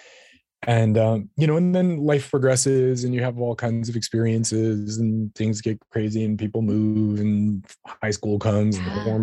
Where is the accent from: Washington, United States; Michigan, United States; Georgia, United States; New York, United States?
New York, United States; New York City; I was a young human growing up in New York City